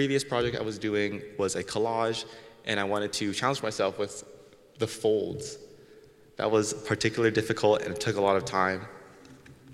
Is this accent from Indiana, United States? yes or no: yes; Goshen, Indiana, United States; I was born here in Goshen